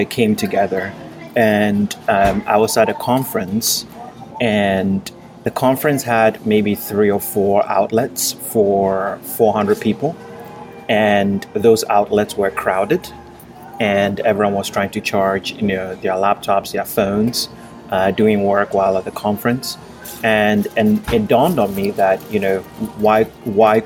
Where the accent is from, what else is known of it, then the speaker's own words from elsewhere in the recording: Ghana; moved away as an adult; now in United States; I grew up in Ghana. I moved to the U.S. for college, and I've lived here since then